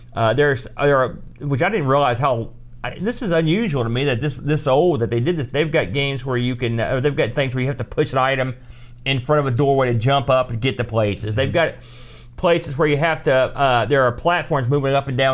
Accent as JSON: {"language": "English", "country": "United States", "said": "I'm American"}